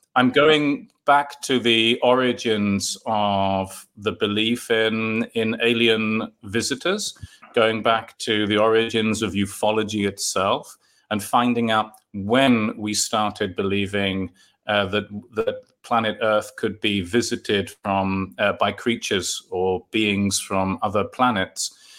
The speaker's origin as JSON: {"language": "English", "region": "London", "country": "United Kingdom", "tie": "born or raised there", "moved": "yes", "said": "I collected Marvel comics in London. I'm from London originally."}